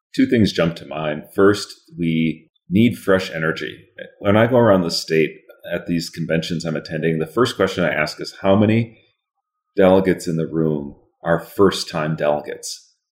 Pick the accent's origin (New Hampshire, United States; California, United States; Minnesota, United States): Minnesota, United States; Northfield; also born or lived in Florida; I went to my hometown school or one of my hometown schools to St. Olaf College